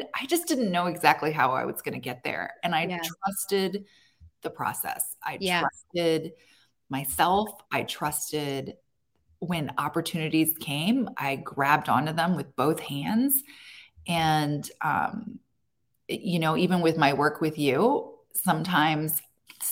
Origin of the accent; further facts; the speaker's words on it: Annapolis, Maryland, United States; I built my roots in my hometown. I built a name for myself here